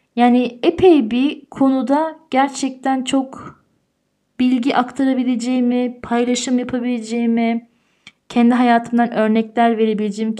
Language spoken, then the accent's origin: Turkish; Tyrol, Austria; also born or lived in Turkey; burada büyüdüm ben. Türkiye'de doğdum ama burada büyüdüm.